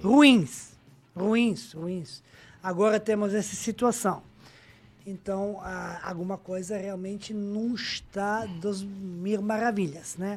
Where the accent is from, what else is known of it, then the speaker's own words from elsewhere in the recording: Majdanpek, Serbia; Portuguese is a second language; moved away as an adult; also born or lived in Brazil; nasci na cidade pequena, em Maidanpec